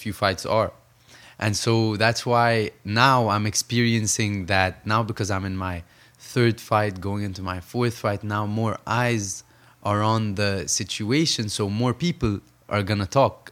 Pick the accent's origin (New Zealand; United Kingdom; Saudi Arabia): Saudi Arabia; also born or lived in Egypt / New York, United States; now in Los Angeles, United States; I grew up between Saudi Arabia and Egypt